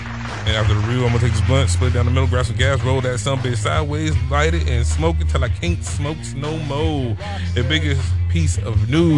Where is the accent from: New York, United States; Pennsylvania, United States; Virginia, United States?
Virginia, United States; Because I'm from Virginia. Ain't shit to do but be warm.